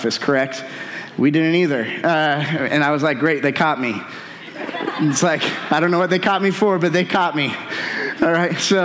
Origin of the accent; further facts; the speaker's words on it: North Central Indiana, United States; now in Avon, United States; I'm from North Central Indiana